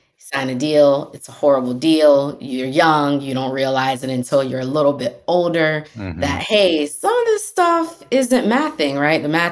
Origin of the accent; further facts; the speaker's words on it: Tampa, Florida, United States; I grew up in Tampa Bay, Florida